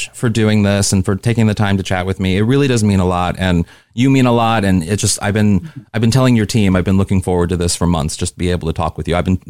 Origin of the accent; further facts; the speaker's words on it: Midwest, United States; I'm from the Midwest too